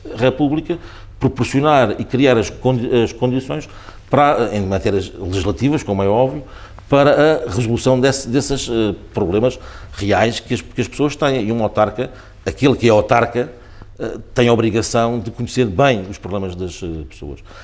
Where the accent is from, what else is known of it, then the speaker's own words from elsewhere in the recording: Sacavém, Lisbon, Portugal; Sacavém é a terra onde eu de facto nasci, é a terra onde eu, onde eu eh, ainda vivo, onde cresci ali